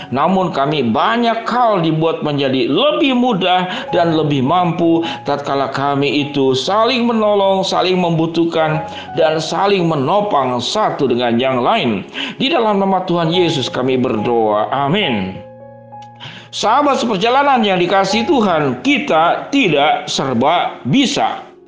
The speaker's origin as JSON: {"language": "Indonesian", "town": "Bandung", "region": "West Java", "country": "Indonesia", "said": "saya orang Bandung"}